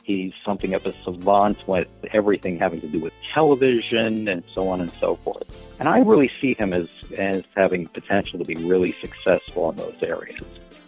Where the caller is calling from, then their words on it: Scarsdale, New York, United States; I'm calling you from Scarsdale, New York.